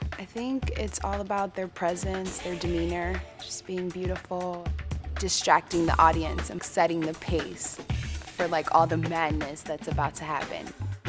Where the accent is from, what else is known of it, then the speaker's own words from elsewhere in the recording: Miami, Florida, United States; I'm 25. Yay. I'm from Miami, Florida